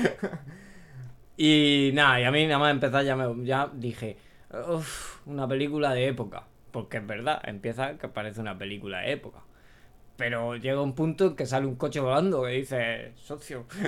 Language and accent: Spanish; Region of Murcia, Spain; como somos los murcianos